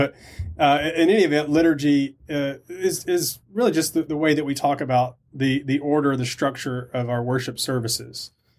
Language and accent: English; Alabama, United States; moved away as an adult; also born or lived in California; now in South Carolina, United States; I'm originally from Alabama.